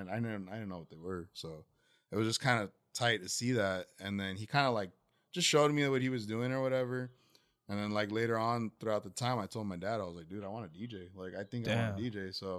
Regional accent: Tustin, California, United States; I'm from Tustin, California.

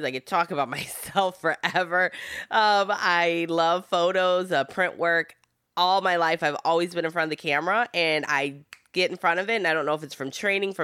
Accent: Michigan, United States; first language Italian; English is a second language; I'm from Michigan.

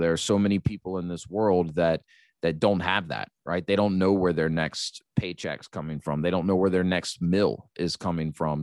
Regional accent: United States; being an American

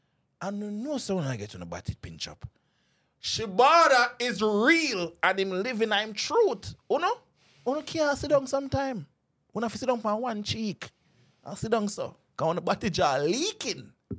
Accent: Jamaica; Me as a Jamaican, I'm going to see them thing there. Jamaican, I say certain things where we can't say.

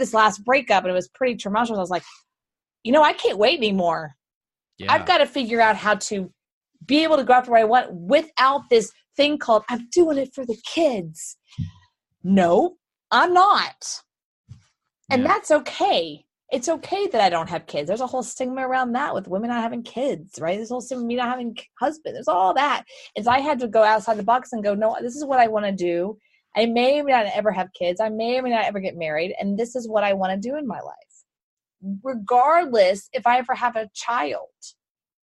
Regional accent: Houston, Texas, United States; moved away; Houston, Texas.

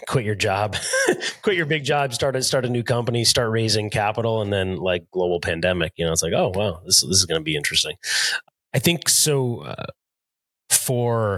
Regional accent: United States; I was born an hour outside of New York City

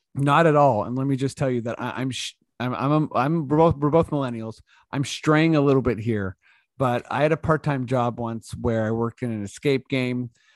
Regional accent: Toronto, Ontario, Canada; we're from Toronto

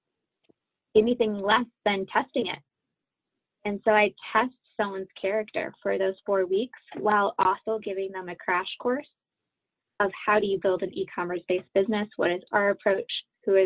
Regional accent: Holland, Michigan, United States; now in Richmond, Virginia, United States; Holland is where I'm from

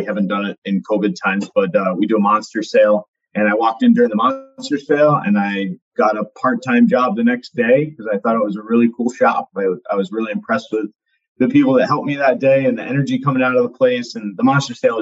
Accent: Ashaway, Rhode Island, United States; growing up in Ashaway

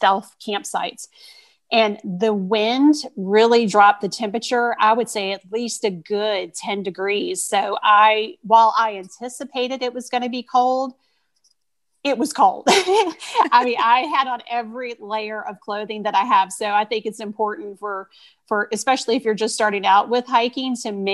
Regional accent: Richmond, Virginia, United States; I am from the Richmond area, so I have Richmond hikes there

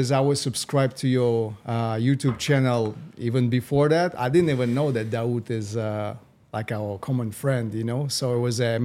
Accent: Moscow, Russia; English is a second language; also born or lived in Las Vegas, United States; So originally, I was born in Moscow, uh, I raised in the U.S. I was kind of back and forth between uh, U.S., Las Vegas, and uh, and Moscow.

